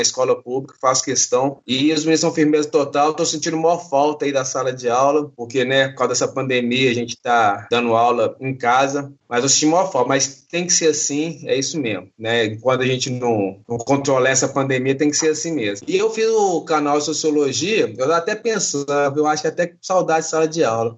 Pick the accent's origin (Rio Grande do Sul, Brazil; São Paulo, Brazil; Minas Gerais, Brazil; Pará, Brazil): Minas Gerais, Brazil; Belo Horizonte; sou de Belo Horizonte